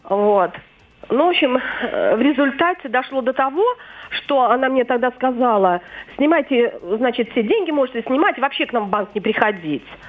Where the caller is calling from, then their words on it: Kovrov, Vladimir Oblast, Russia; я звоню из Коврова